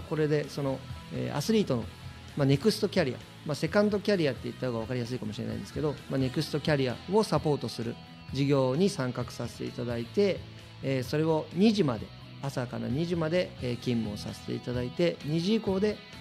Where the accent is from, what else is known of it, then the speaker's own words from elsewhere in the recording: Shizuoka, Japan; 静岡県清水に、えー、6人兄弟の末っ子として生まれた